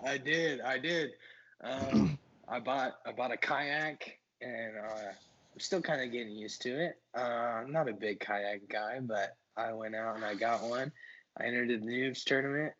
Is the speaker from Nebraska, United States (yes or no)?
no; New Carlisle, Ohio, United States; I'm from New Carlisle, Ohio